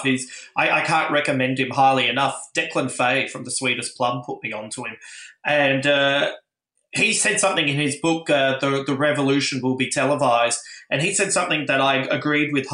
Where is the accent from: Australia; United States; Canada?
Australia; Adelaide, South Australia; moved away; originally I come from Adelaide